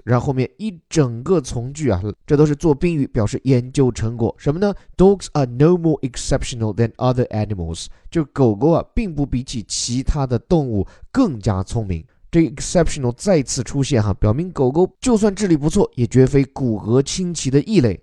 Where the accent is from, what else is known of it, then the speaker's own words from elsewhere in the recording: China; 我们中国人所讲的炖